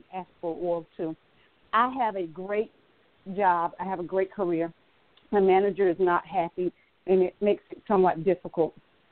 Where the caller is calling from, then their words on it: Atlanta, Georgia, United States; I'm calling from Atlanta, Georgia.